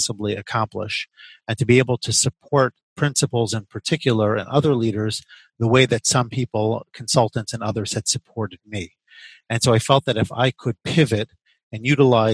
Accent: the New York area, United States; moved away as an adult; also born or lived in Chicago; I grew up in the New York area

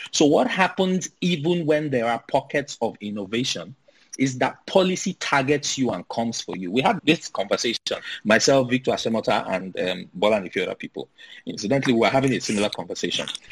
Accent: Nigeria; as a Nigerian living in Nigeria

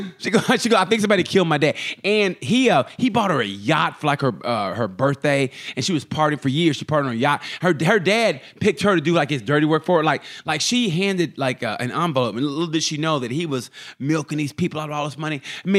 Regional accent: Lake Monroe, Florida, United States; Guess where I'm from? I'm from Lake Monroe, man.

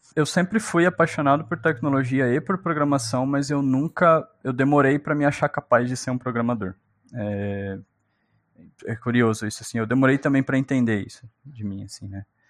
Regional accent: São Paulo, Brazil; also born or lived in Minas Gerais; eu nasci em Minas. E aí eu fui criado pela minha avó, pela minha tia, que foram me buscar lá em Minas, né? Eu tava sendo criado por uma outra pessoa e vim para o estado de São Paulo com cinco aninhos.

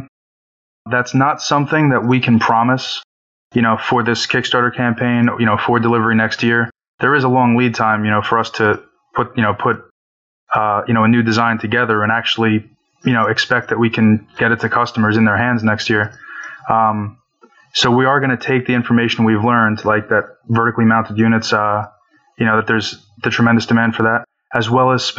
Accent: Woodbridge, New Jersey, United States; I'm from Woodbridge, New Jersey

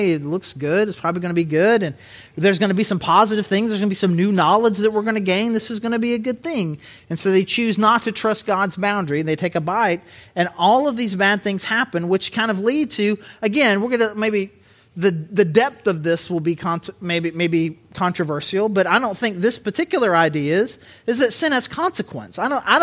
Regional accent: Southern Arkansas, United States; accent: Southern; I grew up in Southern Arkansas, but I don't think of myself as a dude with a really rich Southern accent until the word naked comes into play

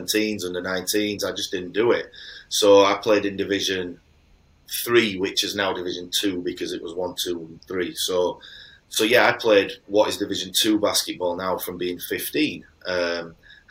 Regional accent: Halifax, Yorkshire and the Humber, United Kingdom; I'm from Halifax

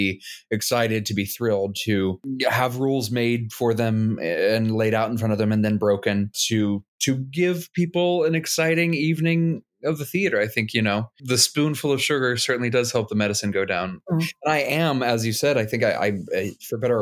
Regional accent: Midland, Texas, United States; I'm a Texan. I was born in Midland, Texas

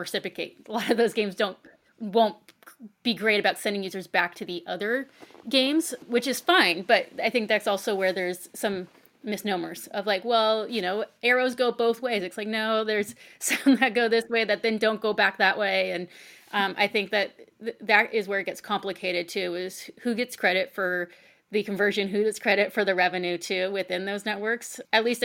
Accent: United States; I'm American

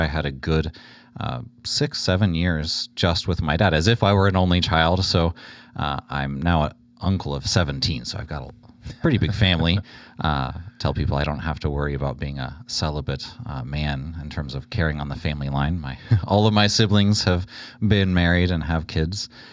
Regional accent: Houston, Texas, United States; born and raised in Houston, the youngest of five

